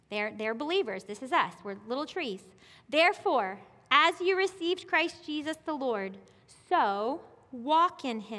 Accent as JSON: {"language": "English", "region": "South Carolina", "country": "United States", "said": "I came from South Carolina, like I said, and we had these beautiful apple orchards, like climb the trees, apple orchards, like acres and acres. And we moved here."}